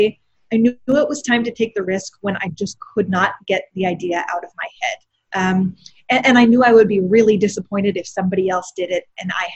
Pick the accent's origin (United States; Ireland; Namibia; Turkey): United States; East Coast; moved away as an adult; now in Texas, United States; We're both from the East Coast.